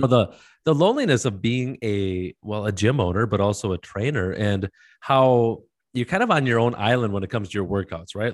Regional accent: Wisconsin, United States; I'm from Wisconsin

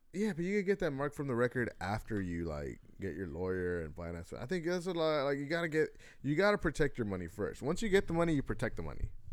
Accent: United States; I'm American

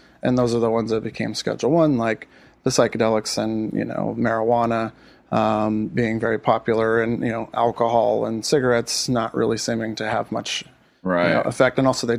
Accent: California, United States; I could speak from experience where I grew up in the Antelope Valley, traditionally very conservative part of, especially for California, very conservative state.

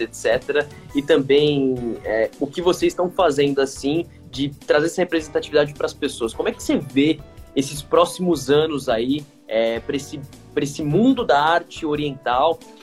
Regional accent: Brazil; como brasileiros

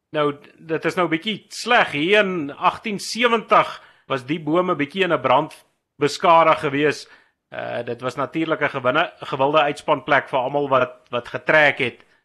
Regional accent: Randfontein, Gauteng, South Africa; Randfontein hier waar ek vandaan kom

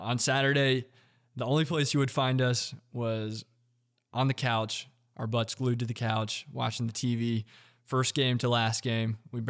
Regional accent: Indiana, United States; now in Greenville, United States; We grew up in Indiana.

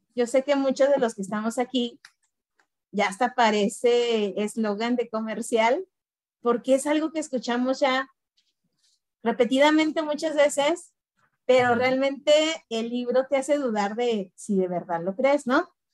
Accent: Guanajuato, Mexico; also born or lived in Mexico City; vivo en Guanajuato. Eh, nací en la Ciudad de México. Bueno, antes el DF, el defectuoso. Pero desde muy niña me vine a vivir a Guanajuato. Y aquí radico.

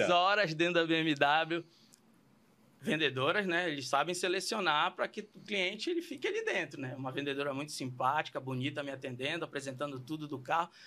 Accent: Belém, Pará, Brazil; moved away; sou paraense, sou lá de Belém do Pará, terra ali do Tacacá

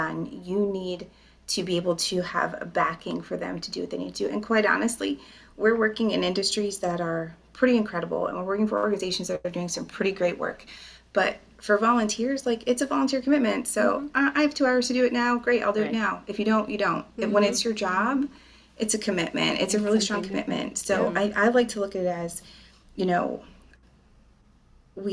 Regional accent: Tremont, Pennsylvania, United States; now in Lebanon County, United States; I grew up in Tremont. Southern end of Schuylkill County

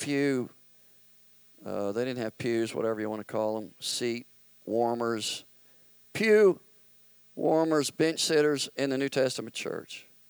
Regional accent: Memphis, Tennessee, United States; moved away; I grew up in Memphis, the church that I was a part of practically my whole life

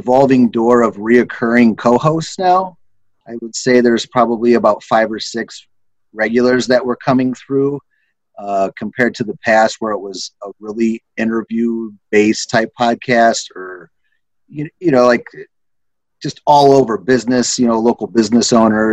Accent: Hobart, Indiana, United States; Northwest Indiana's, you know, where I'm from Hobart, Indiana

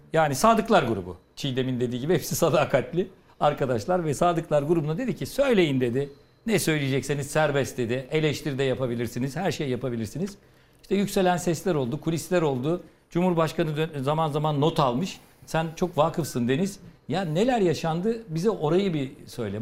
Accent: Ardahan, Turkey; moved away; Ardahan'a memleketime

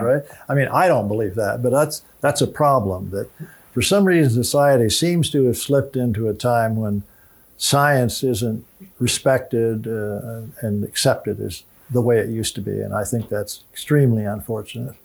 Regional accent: Illinois, United States; moved away; my home state of Illinois

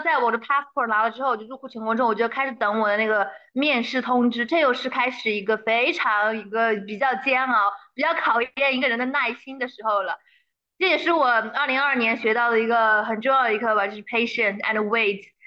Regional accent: Sichuan, China; 作为一个四川人

